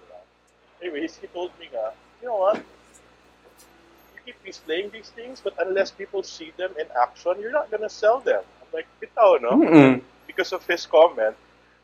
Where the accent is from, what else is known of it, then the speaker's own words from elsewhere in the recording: Cebu, Central Visayas, Philippines; also born or lived in Manila; born and raised in Cebu, went to school in Manila, lived in a few places, all over the world